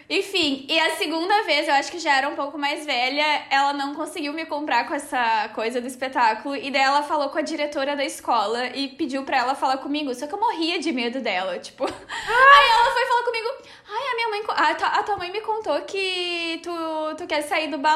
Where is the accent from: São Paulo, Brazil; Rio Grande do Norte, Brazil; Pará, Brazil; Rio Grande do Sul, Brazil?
São Paulo, Brazil; Eu sou de São Paulo